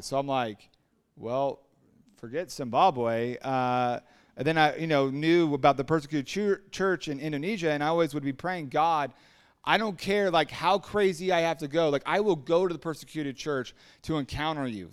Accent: Huntington Beach, California, United States; also born or lived in Costa Mesa, California; I grew up in Huntington Beach

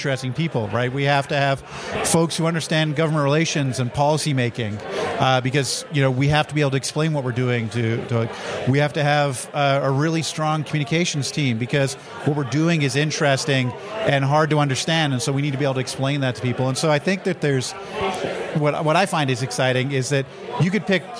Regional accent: Canada; I'm Canadian

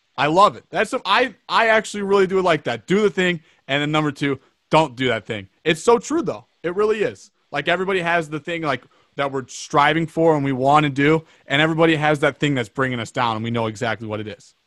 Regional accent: Plymouth, Michigan, United States; also born or lived in Johnstown, Colorado; I'm from Michigan

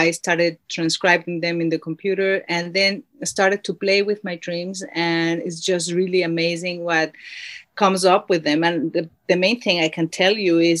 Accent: Mexico City, Mexico; now in New Zealand; I was born in Mexico City

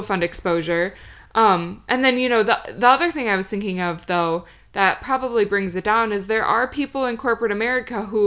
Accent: Michigan, United States; we're from Michigan

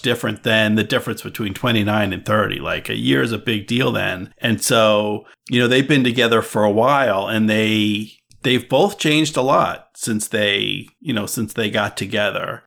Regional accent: East Coast, United States; moved away as an adult; also born or lived in California; I grew up on the East Coast, and I went out to, to West Coast. I went to California

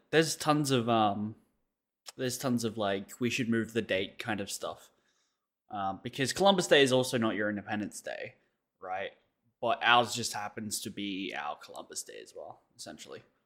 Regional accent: Australia

